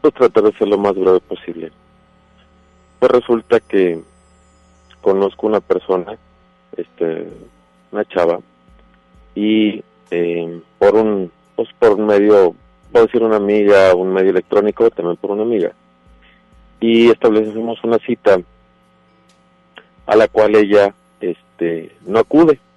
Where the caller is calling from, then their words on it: Monterrey, Nuevo León, Mexico; De, aquí, de Monterrey, Nuevo León, al poniente de la ciudad.